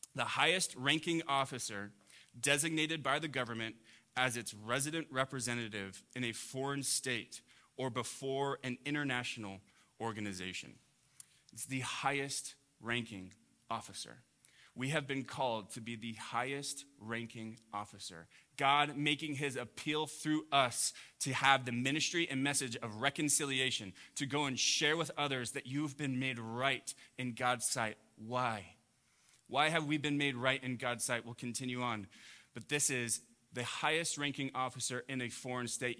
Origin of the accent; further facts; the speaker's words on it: Huntington Beach, California, United States; growing up in Orange County, I grew up in Huntington Beach